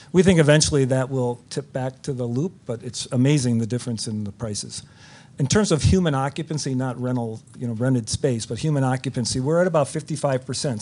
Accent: Chicago, Illinois, United States; we're all from Chicagoland. We're all very proud of our city

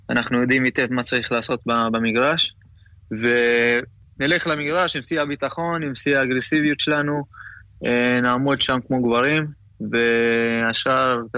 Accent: Central District, Israel; also born or lived in Ramat HaSharon; אני גדלתי בישראל, גדלתי בהפועל כפר סבא, ואז עברתי לרמת השרון. סיימתי נוער, לא קיבלתי הזדמנות לשחק בארץ בקבוצה הבוגרת.

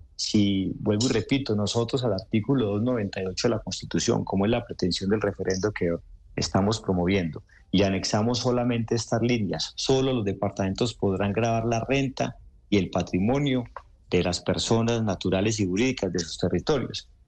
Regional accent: Antioquia, Colombia; los antioqueños, Ricardo, somos tan regionalistas como colombianos.

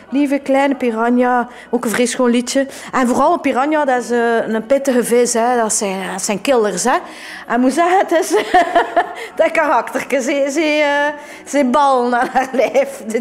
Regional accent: Ghent, Flanders, Belgium; Maar wel, allee, je weet wel dat ik, van, dat ik van België kom.

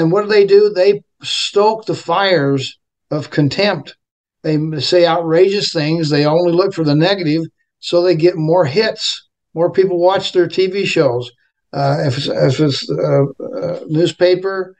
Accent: Orem, Utah, United States; I was raised in Orem with all the fruit farmers that we had here

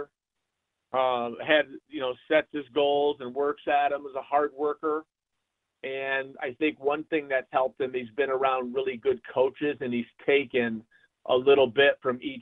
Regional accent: Jamestown, New York, United States; We lived in the same neighborhood growing up in Jamestown.

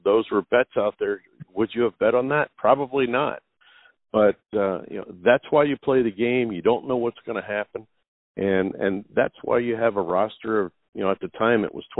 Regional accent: Philadelphia, Pennsylvania, United States; my hometown

